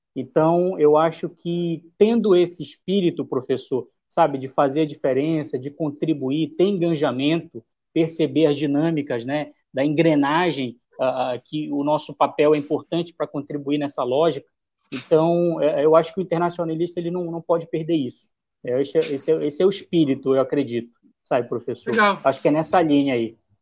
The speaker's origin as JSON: {"language": "Portuguese", "town": "Belém", "region": "Pará", "country": "Brazil", "tie": "born or raised there", "also_born_or_lived": "Marabá", "said": "onde eu nasci, né, de Belém, da região metropolitana"}